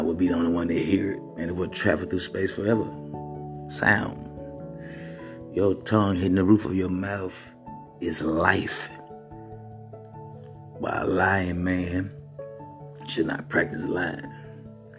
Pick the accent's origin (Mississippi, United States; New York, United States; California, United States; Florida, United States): Mississippi, United States; I'm from Mississippi, where poverty and being poor is nothing new.